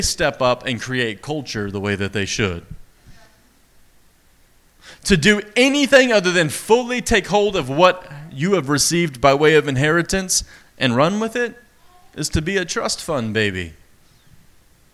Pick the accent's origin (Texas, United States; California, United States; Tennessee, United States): Texas, United States; East; accent: East Texas; My East Texas accent